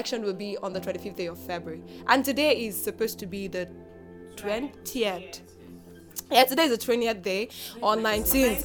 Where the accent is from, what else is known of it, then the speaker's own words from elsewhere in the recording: Nigeria; I am a Nigerian, we are Nigerians, and we understand what's happening in our country.